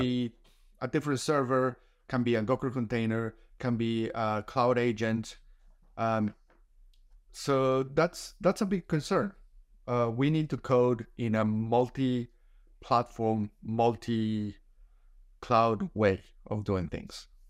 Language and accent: English; Colombia; moved away as an adult; now in Australia; I was a software engineer back in my home country in Colombia. for a few years before I moved to Australia